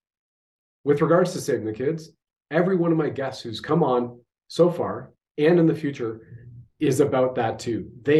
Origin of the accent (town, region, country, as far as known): Canada